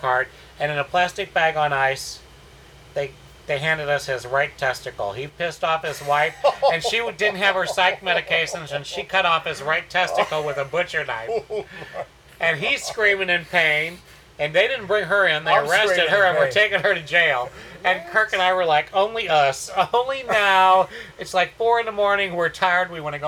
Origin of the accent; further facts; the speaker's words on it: St. Louis, Missouri, United States; moved away as an adult; also born or lived in South Florida / Fort Worth, Texas / Houston, Texas; now in Texas, United States; Born and raised in the Midwest in St. Louis, but the majority of my adult life I spent in South Florida, West Palm Beach, Fort Lauderdale, Miami area.